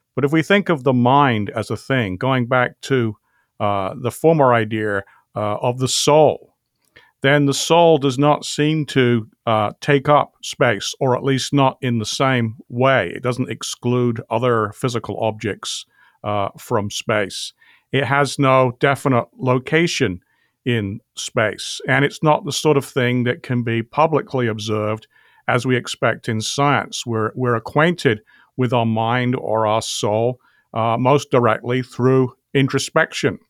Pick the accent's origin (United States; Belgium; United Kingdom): United Kingdom; England; accent: British; I grew up in England